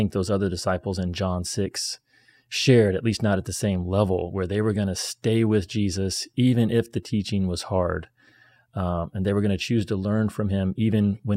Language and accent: English; United States; I'm American